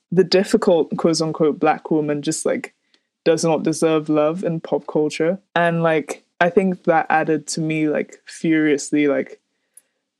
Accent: Nigeria; growing up in Nigeria

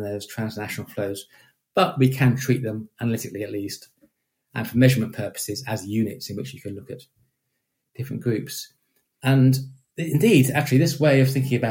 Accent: United Kingdom; I am British

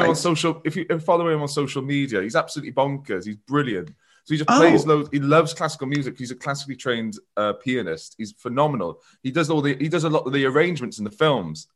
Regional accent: Merthyr Tydfil, Wales, United Kingdom; I'm from Merthyr.

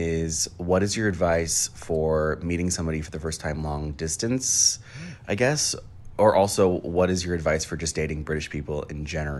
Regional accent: United States; I'm an American that's moving to London in January

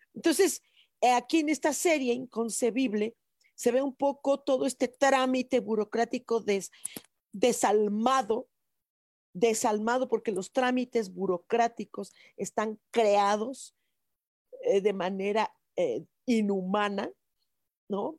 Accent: Mexico City, Mexico; somos chilangos

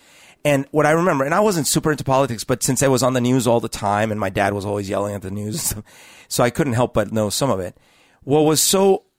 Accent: Bogotá, Bogotá Capital District, Colombia; So I had you know, an experience growing up in Bogota during, as we've talked about, during the years where Pablo Escobar was having a huge influence into the government and the country and all these things.

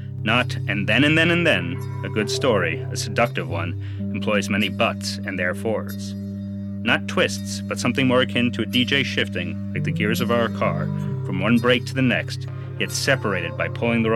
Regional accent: New York City, New York, United States; I am a New Yorker

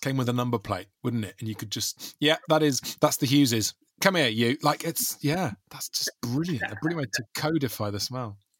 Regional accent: South Wales, United Kingdom; I grew up in South Wales with just my mum

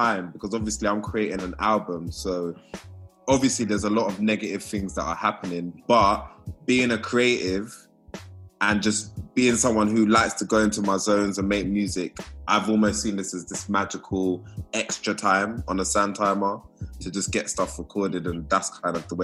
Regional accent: London, United Kingdom; a young black boy that's growing up in England, in London, around that time.

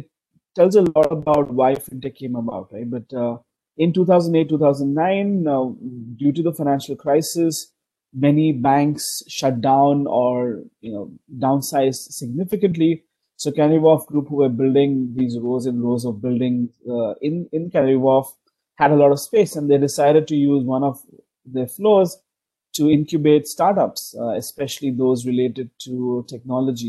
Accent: Bangalore, Karnataka, India; moved away as an adult; now in Hong Kong; I am originally from India, as you mentioned. I'm from a city called Bangalore

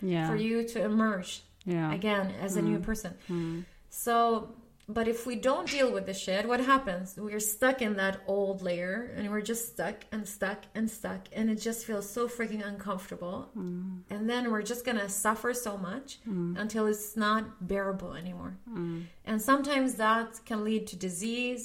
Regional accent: Sweden; also born or lived in Lebanon; I'm born in Lebanon, but I grew up in Sweden.

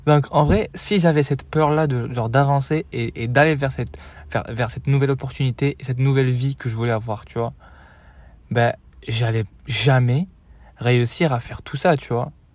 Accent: Morocco; moved away as an adult; also born or lived in Marseille, France; now in France; J'ai quitté le Maroc il y a 4 ans du coup, en 2020

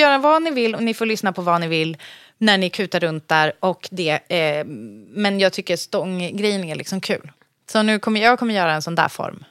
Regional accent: Sorunda, Stockholm County, Sweden; där jag kommer ifrån så har de ju, i Sorunda

